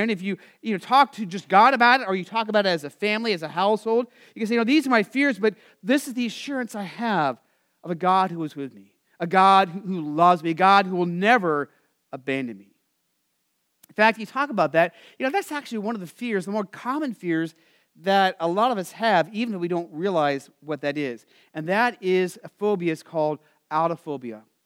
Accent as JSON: {"language": "English", "region": "Arizona", "country": "United States", "tie": "born or raised there", "said": "I grew up in Arizona"}